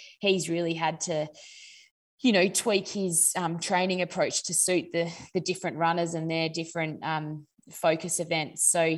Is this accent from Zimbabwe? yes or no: no; Naracoorte, South Australia, Australia; also born or lived in Adelaide; So I grew up in Narracourt, which is a country town in South Australia. And then I moved to Adelaide to go to boarding school for my final 3 years of school